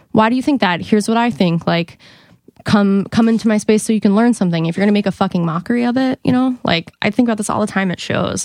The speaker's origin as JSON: {"language": "English", "town": "Monument", "region": "Colorado", "country": "United States", "said": "I'm from Colorado."}